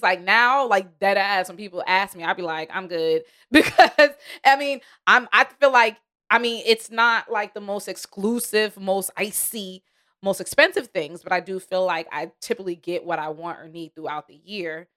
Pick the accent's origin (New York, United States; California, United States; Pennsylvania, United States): New York, United States; I'm from New York